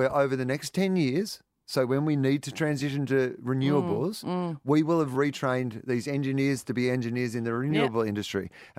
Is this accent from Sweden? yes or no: no; Denison, Australia; I'm from Denison, 250 people.